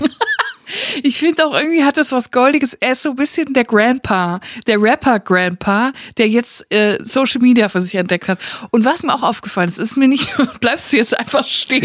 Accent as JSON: {"language": "German", "town": "Netphen", "region": "North Rhine-Westphalia", "country": "Germany", "tie": "born or raised there", "said": "Ich bin ja im Siegerland aufgewachsen, ich bin in Netfen zur Schule gegangen"}